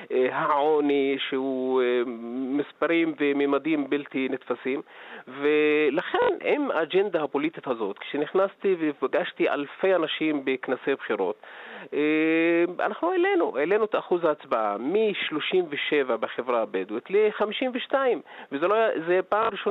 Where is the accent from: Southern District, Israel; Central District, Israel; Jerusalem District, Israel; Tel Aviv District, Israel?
Southern District, Israel; תראה, אני מגיע ממקום אה, שהוא הנידח במדינה והאוכלוסייה שהכי אה, סובלת בעצם אה, במדינה והיא הפריפריה של הפריפריה, זה הנגב.